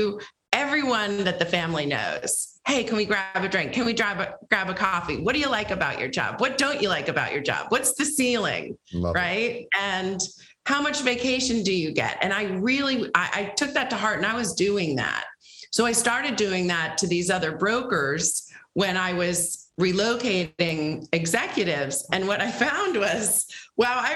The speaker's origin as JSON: {"language": "English", "region": "Rhode Island", "country": "United States", "also_born_or_lived": "Washington State / Boston", "moved": "as an adult", "lives_now": "New York, United States", "said": "I am from New England. I'm from Rhode Island, the biggest little state in the union."}